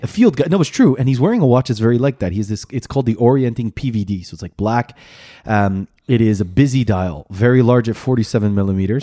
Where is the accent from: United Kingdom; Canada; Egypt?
Canada; I'm Canadian.